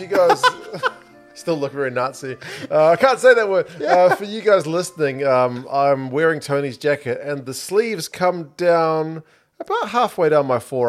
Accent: New Zealand; moved away as an adult; also born or lived in China

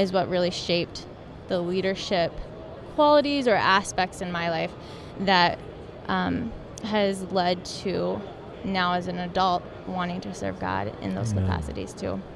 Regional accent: North Dakota, United States; born and raised in North Dakota

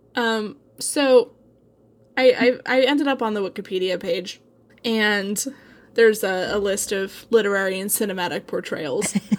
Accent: Eugene, Oregon, United States; Ken Kesey is, like, my hometown hero

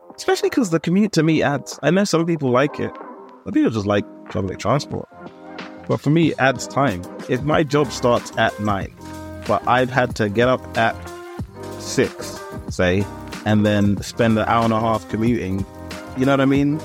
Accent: London, United Kingdom; also born or lived in Ealing / Acton / Shepherd's Bush; I'm a Londoner, it's fine, but I grew up in Camden

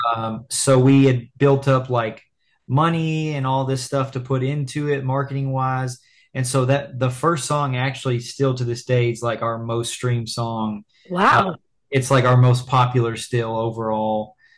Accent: Lexington, Kentucky, United States; we're from Lexington, Kentucky

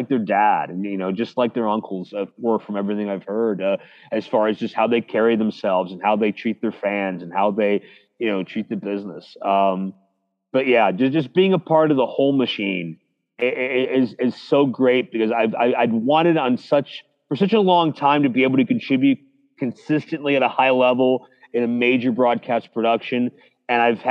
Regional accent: Pittsburgh, Pennsylvania, United States; my hometown of Pittsburgh, PA

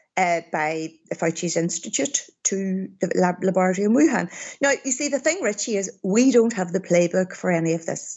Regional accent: Derry, Northern Ireland, United Kingdom; I came back to my hometown of Derry

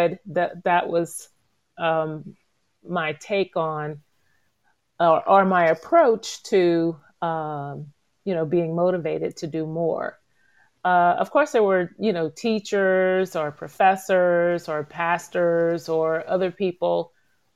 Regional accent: Gainesville, Florida, United States; growing up in Gainesville and after college and moving away with my husband and then returning back here

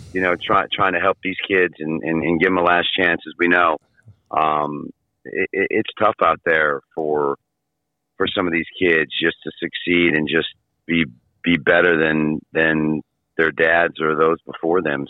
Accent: Michigan, United States; moved away; I'm from Michigan

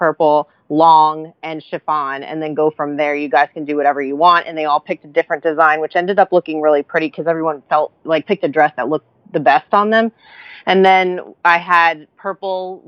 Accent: New York, United States; moved away; I'm a New Yorker

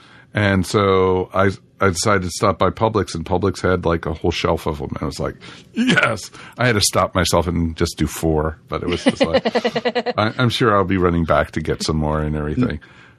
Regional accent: Maryland, United States; moved away; I grew up in Maryland.

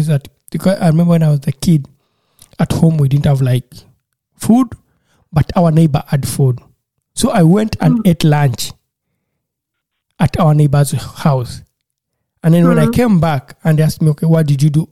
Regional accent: Uganda; moved away; when I was growing up in Uganda.

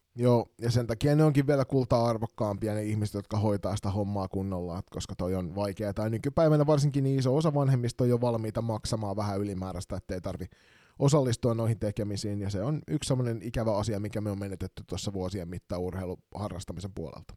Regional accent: Kotka, Kymenlaakso, Finland; moved away; also born or lived in Kirkkonummi; armaan kotikaupunkini Kotkan Karhuvuoren urheilutalo

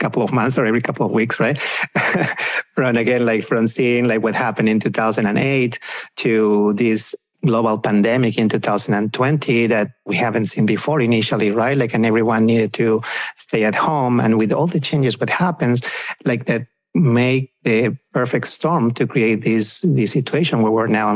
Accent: Peru; moved away as an adult; also born or lived in Pennsylvania / Virginia / South Texas; now in Dallas, United States; we are both from South America, from Peru. We actually came here to the US about 15 years ago

